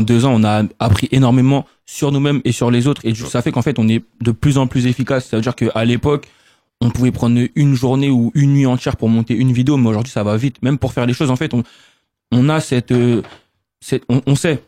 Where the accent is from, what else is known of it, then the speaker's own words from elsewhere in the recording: Sarcelles, Île-de-France, France; on vient peut-être de Sarcelles